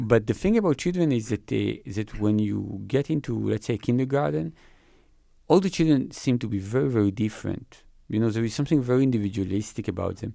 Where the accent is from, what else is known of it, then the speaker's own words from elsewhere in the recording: Israel; I grew up in Israel